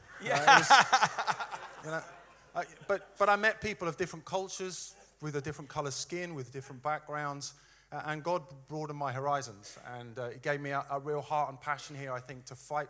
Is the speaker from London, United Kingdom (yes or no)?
no; Suffolk, East of England, United Kingdom; moved away as an adult; I come from Suffolk, a very sleepy, small community with 100 people. That's where I grew up.